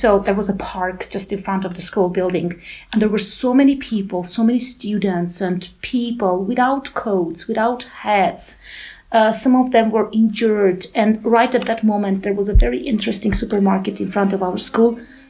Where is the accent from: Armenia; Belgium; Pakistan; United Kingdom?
Armenia; Gyumri, Shirak; English is a second language; Oh, it's very interesting to go back to my childhood. I was born in 1980, and my memories of my childhood are a bit vague but very peaceful.